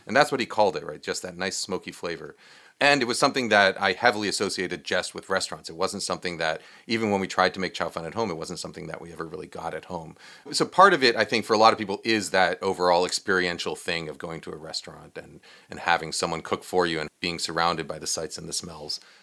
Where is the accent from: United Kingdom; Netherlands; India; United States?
United States; New York; I grew up in New York